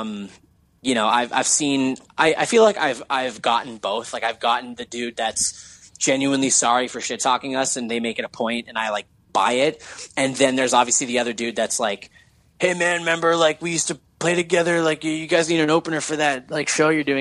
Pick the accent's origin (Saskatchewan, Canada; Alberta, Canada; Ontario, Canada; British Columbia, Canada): Ontario, Canada; Hamilton; we're from Hamilton, Ontario